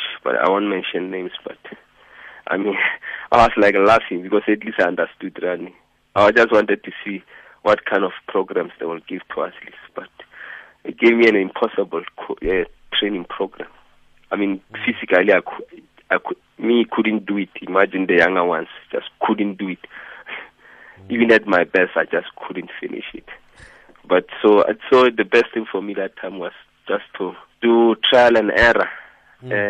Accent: village near Polokwane, Limpopo, South Africa; moved away as an adult; also born or lived in Johannesburg, South Africa; I was born in the village just outside Pilisbeck, Ramalepo, outside Bolokwane, 1972. That is 47 years ago. Yeah, I went to school there, finished primary and high school there

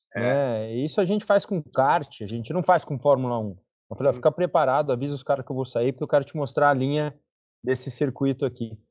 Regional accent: Brazil; sou muito brasileiro

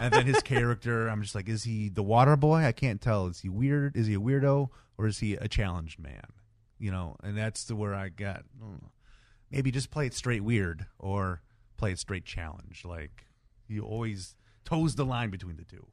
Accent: Detroit, Michigan, United States; I was from Detroit

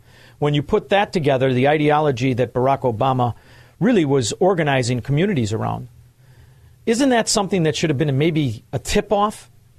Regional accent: Chicago, Illinois, United States; I'm from Chicago

